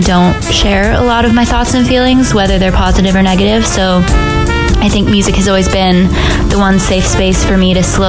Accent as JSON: {"language": "English", "town": "Salt Lake City", "region": "Utah", "country": "United States", "tie": "born or raised there", "moved": "as an adult", "said": "I grew up in Salt Lake City, Utah. I lived there"}